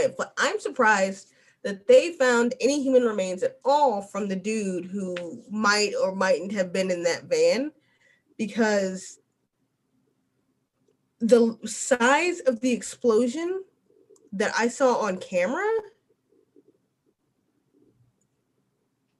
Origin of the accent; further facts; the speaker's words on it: Hampton Roads, Virginia, United States; I was born here